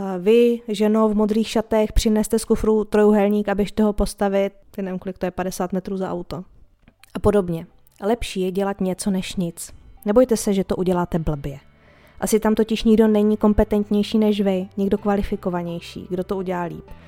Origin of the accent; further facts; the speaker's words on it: Czechia; my Češi